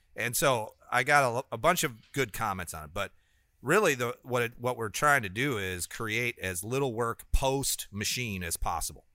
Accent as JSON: {"language": "English", "town": "Rockford", "region": "Illinois", "country": "United States", "tie": "born or raised there", "said": "my hometown of Rockford, Illinois"}